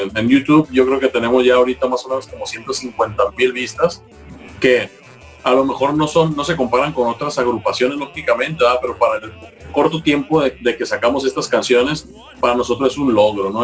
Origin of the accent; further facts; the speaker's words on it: Mazatlán, Sinaloa, Mexico; que somos mazatlecos, sinaloenses